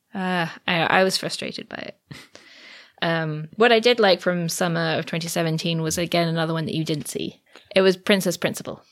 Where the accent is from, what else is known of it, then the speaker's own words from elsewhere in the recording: England, United Kingdom; I say I'm from England